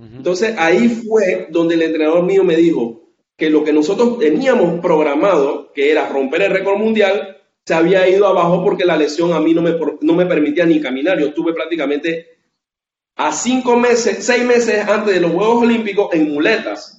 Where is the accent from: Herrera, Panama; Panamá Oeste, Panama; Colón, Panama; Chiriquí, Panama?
Colón, Panama; la ciudad de donde soy, de Colón